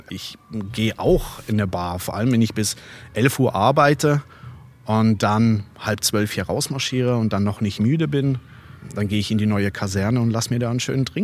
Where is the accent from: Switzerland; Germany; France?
Switzerland; Basel, Basel-Stadt; ich bin in Basel geboren, ich bin in Basel aufgewachsen